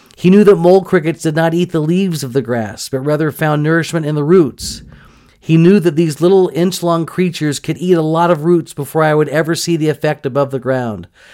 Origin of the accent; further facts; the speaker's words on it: Houston, Texas, United States; I grew up in Houston, Texas